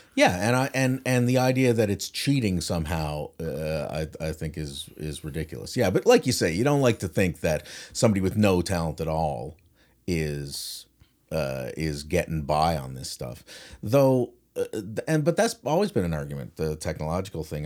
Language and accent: English; St. John's, Newfoundland and Labrador, Canada; I am from St. John's, Newfoundland